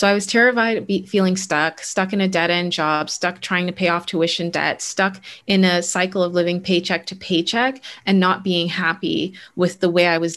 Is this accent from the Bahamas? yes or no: yes; Bahamas; moved away as an adult; also born or lived in Canada; I was born and raised in the Bahamas